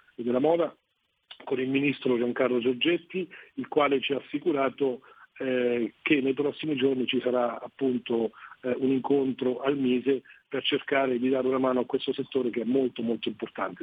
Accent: Italy; nel mio paese, Semmi, noi siamo 12.700 abitanti

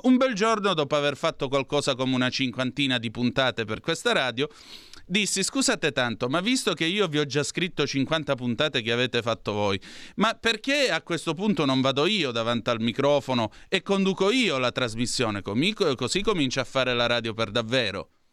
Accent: Vibo Valentia, Calabria, Italy; io vengo da più giù del Garigliano perché ch- vengo da Vibo Valencia, ho radici siciliane

